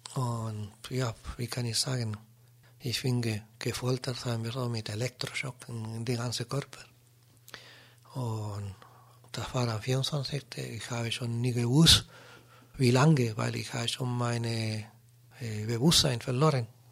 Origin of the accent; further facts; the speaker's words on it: Chile; German is a second language; moved away as an adult; now in Germany; damals bei uns in Chile